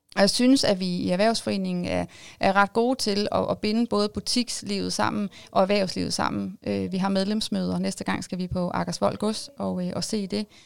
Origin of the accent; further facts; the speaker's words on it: Jyderup, Zealand, Denmark; Jeg er jo øh, oprindeligt født og opvokset i Jyderup, så jeg er jo meget lokalkendt